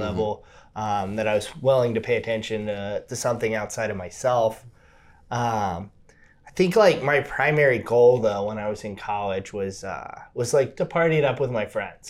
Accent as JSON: {"language": "English", "town": "Cincinnati", "region": "Ohio", "country": "United States", "tie": "born or raised there", "also_born_or_lived": "Hamilton, Ohio", "said": "so I grew up, um, all over Cincinnati, Ohio."}